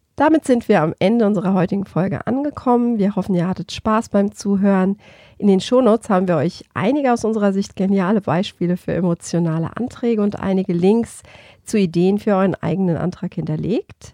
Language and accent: German; Germany; bei uns in Deutschland